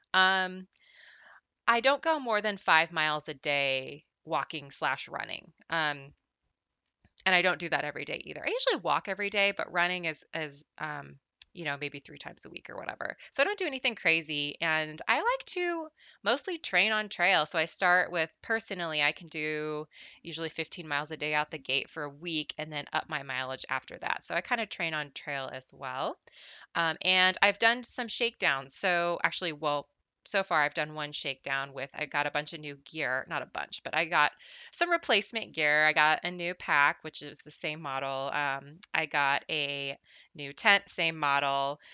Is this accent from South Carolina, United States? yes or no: no; Southern California, United States; I'm from Southern California, uh, born and raised, I've never lived anywhere else.